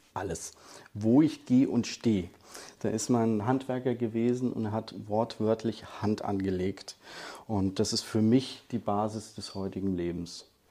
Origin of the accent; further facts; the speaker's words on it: Hesse, Germany; als Hesse